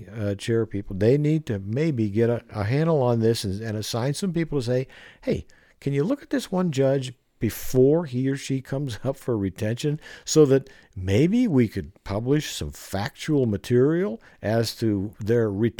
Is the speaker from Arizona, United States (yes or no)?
yes; Arizona, United States; I was brought up in Arizona, so the code of the West was nothing new to me.